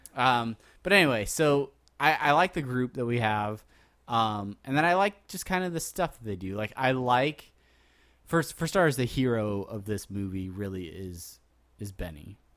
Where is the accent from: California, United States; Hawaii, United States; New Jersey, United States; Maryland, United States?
California, United States; San Diego; I grew up in San Diego